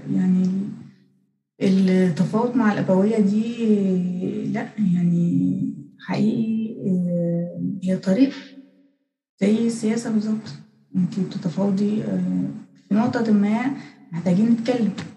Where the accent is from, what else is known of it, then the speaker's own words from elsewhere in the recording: Egypt; عندنا في الأقاليم